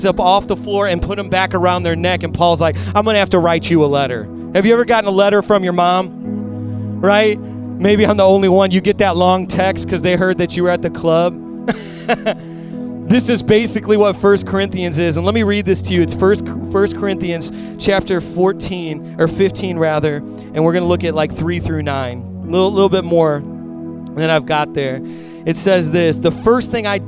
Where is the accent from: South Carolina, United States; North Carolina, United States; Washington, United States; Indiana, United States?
Indiana, United States; I'm from Indiana